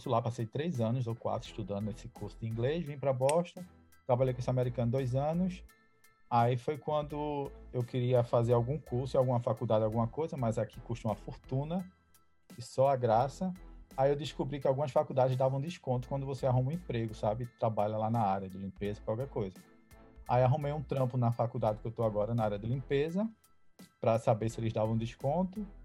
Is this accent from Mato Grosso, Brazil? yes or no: no; São Paulo, Brazil; Sou de São Paulo.